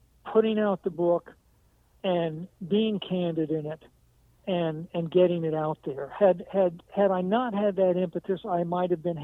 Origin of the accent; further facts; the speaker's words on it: New England, United States; I was born in New England